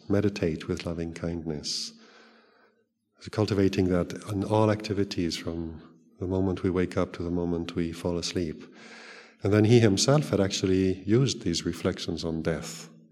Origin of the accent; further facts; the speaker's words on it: Switzerland; also born or lived in Thailand; now in England, United Kingdom; I grew up in Switzerland.